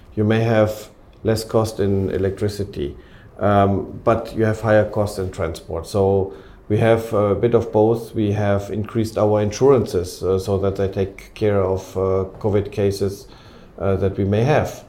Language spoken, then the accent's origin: English; Cologne, North Rhine-Westphalia, Germany; moved away as an adult; also born or lived in Antwerp, Belgium; now in Ukraine; I'm from Cologne